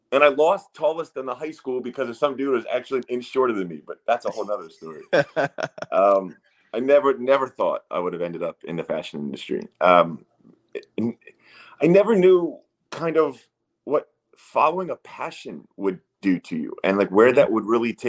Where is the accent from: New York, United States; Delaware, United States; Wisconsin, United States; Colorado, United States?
Delaware, United States; Wilmington; moved away; I'm a 6'7" dude who grew up in Wilmington, Delaware, on the East Coast